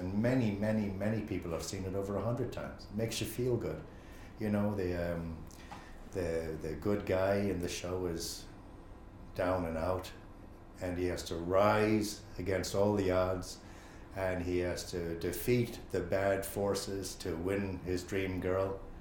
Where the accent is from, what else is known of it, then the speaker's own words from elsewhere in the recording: Chicago, Illinois, United States; now in Ireland; I grew up in Chicago